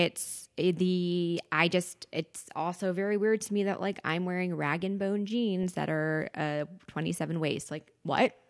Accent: Westchester County, New York, United States; I grew up in Westchester County

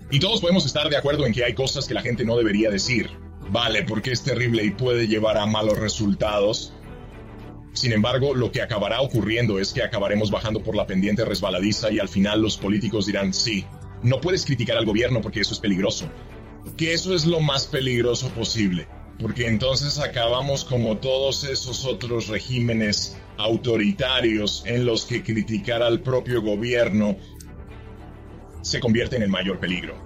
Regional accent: northeast Missouri, United States; also born or lived in Madrid, Spain; now in Knox County, Tennessee, United States; nos mudamos a una zona muy rural del noreste de Missouri

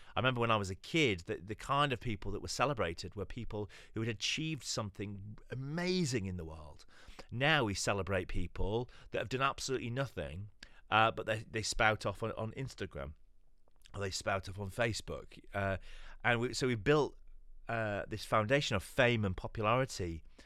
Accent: London, United Kingdom; I'm from East London. I lead a church over here in East London

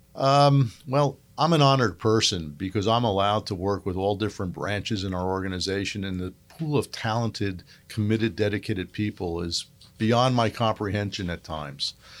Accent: Northeast, United States; moved away; I grew up in the Northeast.

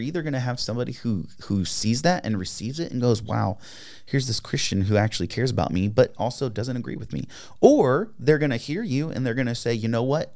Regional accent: United States; as an American

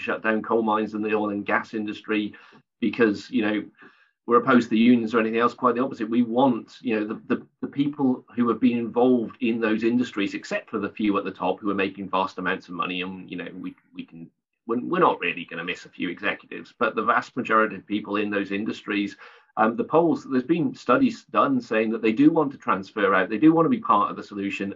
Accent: South Wales, United Kingdom; moved away; I'm from originally from South Wales, so I'm just about old enough to remember the impact of the coal, closures of the coal mines on communities

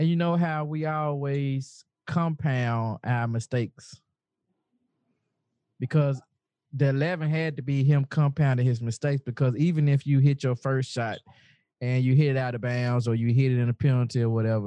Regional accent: the South, United States; I am from the South. If I said gal, you know, this is the way I talk

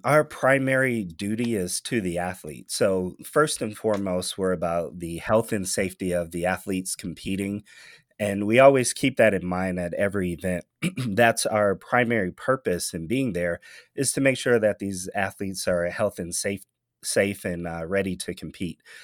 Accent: Michigan, United States; now in Nevada, United States; Michigan, my home state

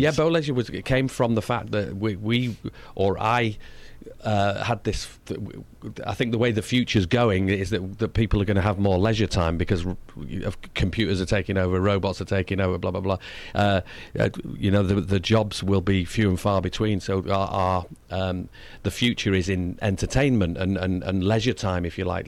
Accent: Manchester, North West England, United Kingdom; my accent is different to the London. Like, I come from Manchester, wh-, which is one hundred and eighty miles north of London.

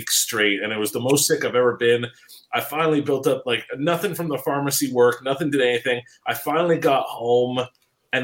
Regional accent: Montreal, Quebec, Canada; I'm from Montreal

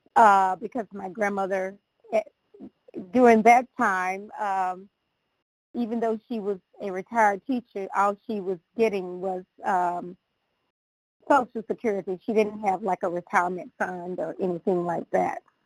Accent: the South, United States; growing up in the South

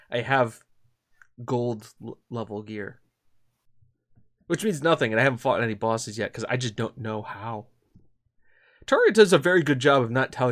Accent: Corby, East Midlands, United Kingdom; But I was born and raised in Corby.

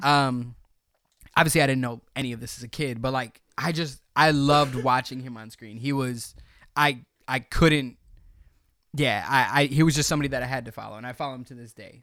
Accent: Cicero, Illinois, United States; also born or lived in Berwyn, Illinois; I was born in Berwyn, raised in Cicero

